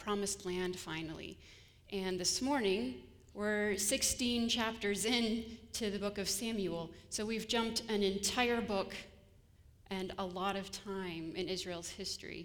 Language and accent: English; Ontario, Canada; moved away as an adult; also born or lived in Grand Rapids, Michigan; now in Kalamazoo, United States; I come originally from Ontario